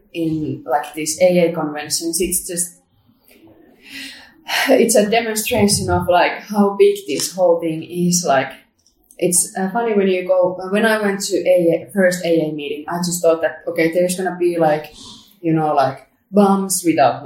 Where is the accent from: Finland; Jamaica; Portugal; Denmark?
Finland; Helsinki, Uusimaa; my hometown Helsinki